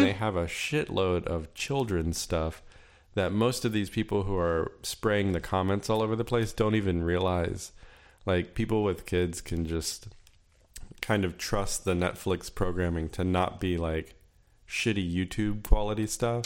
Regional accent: Florida, United States; But I grew up in Florida

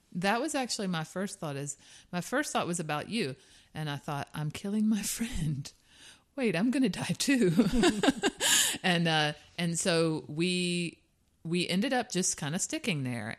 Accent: South Georgia, United States; I am from the Deep South

